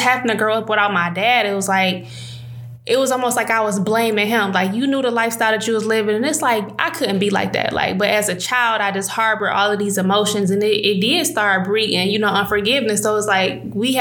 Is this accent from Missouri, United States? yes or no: no; Detroit, Michigan, United States; I grew up on Joy Road and Coyle